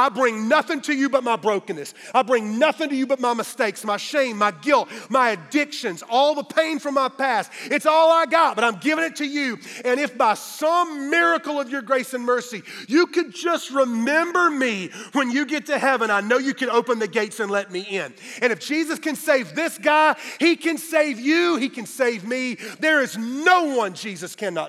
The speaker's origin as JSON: {"language": "English", "town": "Greenville", "region": "South Carolina", "country": "United States", "tie": "born or raised there", "said": "Greenville, my hometown"}